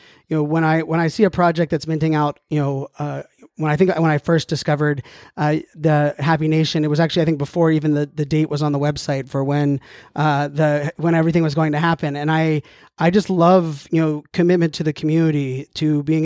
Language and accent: English; Pittsburgh, Pennsylvania, United States; Being from North America, I grew up in Pittsburgh, a hockey player